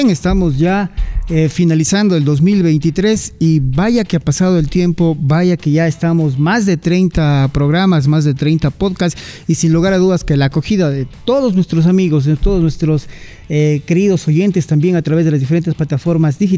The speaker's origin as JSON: {"language": "Spanish", "country": "Ecuador", "said": "Pero yo creo que como ecuatorianos"}